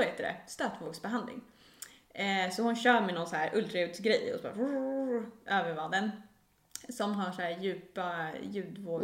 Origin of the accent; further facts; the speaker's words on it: Stockholm, Stockholm County, Sweden; Vi borde ha förtur som stockholmare